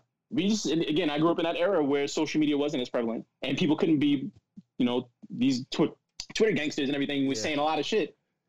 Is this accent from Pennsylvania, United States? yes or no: no; Paterson, New Jersey, United States; growing up in Patterson, I remember the day one of them was dropped on this, my friend Atia was dropped off, and everybody saw her father, white father